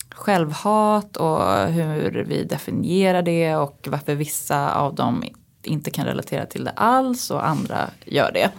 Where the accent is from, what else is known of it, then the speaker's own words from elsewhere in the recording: Uppsala, Uppsala County, Sweden; now in Stockholm, Sweden; jag är liksom uppväxt i Uppsala